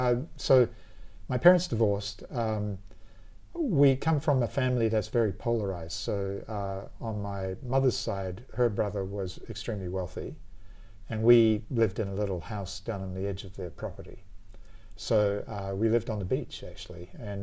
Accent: New Zealand; moved away as an adult; now in Australia; New Zealand and the east coast of Australia, because I immigrated from New Zealand to Australia.

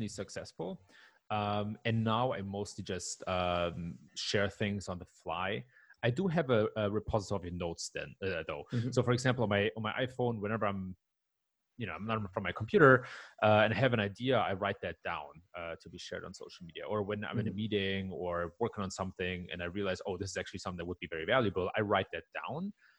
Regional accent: Germany; English is a second language; moved away as an adult; now in Palo Alto, United States; But I was born and raised in Germany, so I'm like a cultural hybrid, if you will.

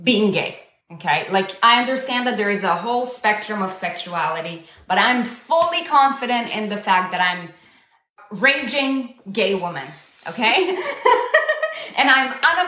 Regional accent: Israel; I was born and raised in Israel. I come from the Middle East

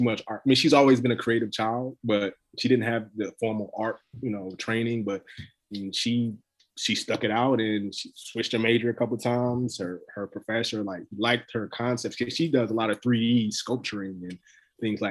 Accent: North Carolina, United States; I was born in North Carolina. All my family's in North Carolina.

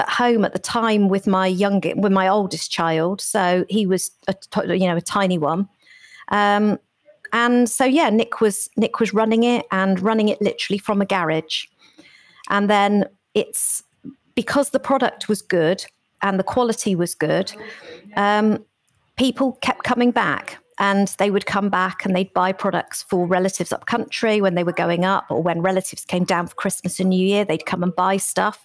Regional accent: Cornwall, South West England, United Kingdom; born in Cornwall

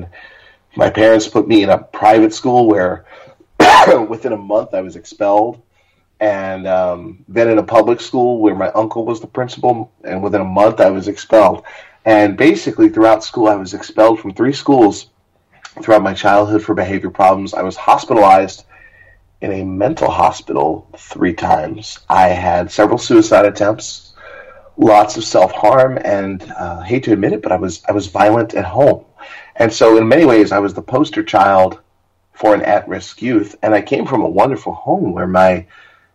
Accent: Hempstead, New York, United States; also born or lived in Queens, New York; I was born in 1979 in Hempstead, New York, which is on the south shore of Long Island. So I'm a native New Yorker

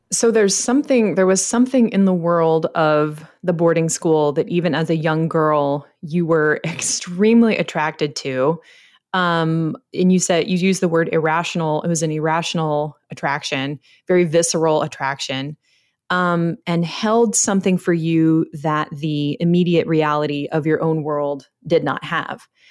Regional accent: United States; I'm an American

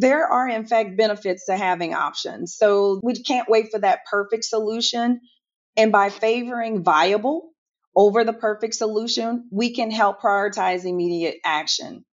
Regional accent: New Orleans, Louisiana, United States; now in Houston, United States; I am originally from New Orleans, Louisiana. I am based in Houston

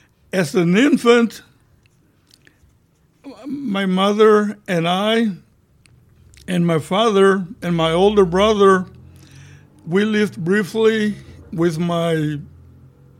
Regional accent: San Marcos, Texas, United States; I was born here in San Marcos

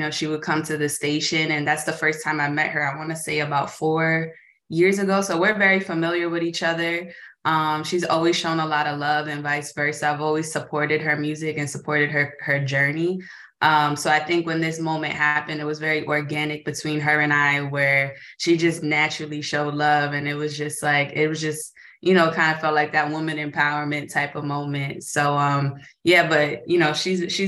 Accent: New York, United States; I'm born and raised in New York

